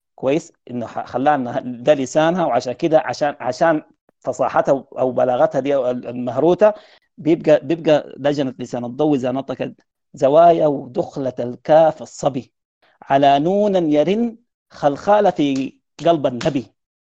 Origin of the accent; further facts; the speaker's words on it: Sudan; عندنا في السودان